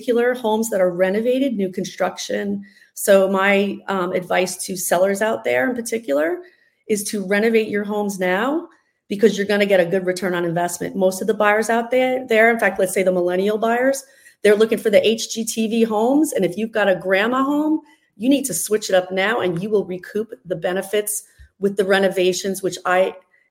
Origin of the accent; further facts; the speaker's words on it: near Paramus, New Jersey, United States; now in South Florida, United States; I am from North Jersey, kind of near Paramus, so the shopping capital of the world, 35 minutes outside of Manhattan. So I grew up there